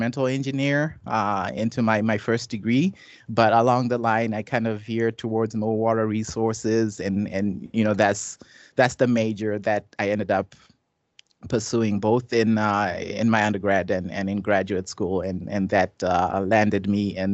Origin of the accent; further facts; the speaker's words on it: Zimbabwe; moved away as an adult; now in United States; I grew up in Zimbabwe, and I came to the U.S. at age 18.